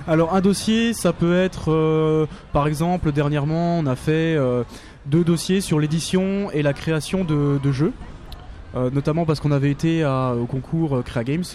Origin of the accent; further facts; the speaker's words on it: Paris, Île-de-France, France; nous, on est de Paris